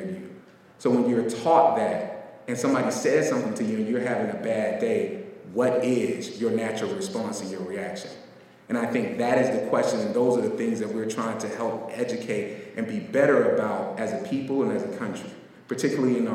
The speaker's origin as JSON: {"language": "English", "town": "Pine Hills", "region": "Florida", "country": "United States", "tie": "born or raised there", "said": "I grew up in the South. I grew up in Florida in a place called Pine Hills, aka Crime Hills."}